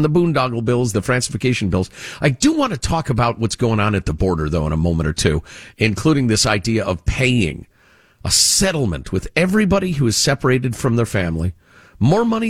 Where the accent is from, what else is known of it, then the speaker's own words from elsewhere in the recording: Chicago, Illinois, United States; as a kid growing up in Chicagoland